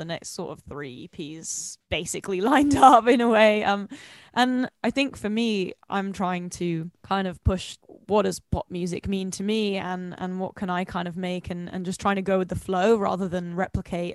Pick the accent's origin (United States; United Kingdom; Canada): United Kingdom; London; I'm from London